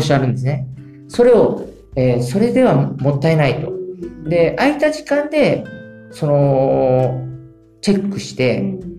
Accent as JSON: {"language": "Japanese", "town": "Kotake", "region": "Fukuoka", "country": "Japan", "tie": "born or raised there", "said": "小竹町生まれで、えー、そして小竹町出身でございます。"}